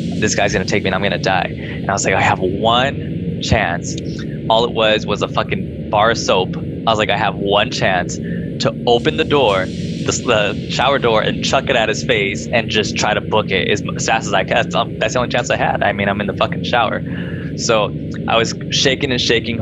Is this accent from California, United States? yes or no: yes; Rancho Cucamonga, California, United States; I grew up in Rancho Cucamonga